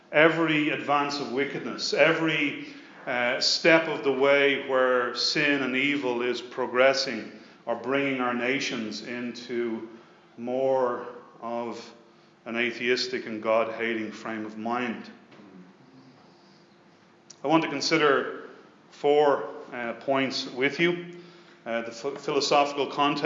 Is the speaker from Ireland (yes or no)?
yes; Dublin, Leinster, Ireland; also born or lived in Leicester; I was born in Leicester in 1968 and returned back to Dublin at the age of two in 1970. Like so many Irish